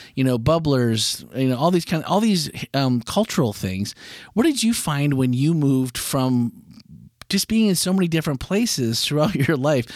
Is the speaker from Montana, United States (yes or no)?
no; Green Bay, Wisconsin, United States; moved away; growing up in Green Bay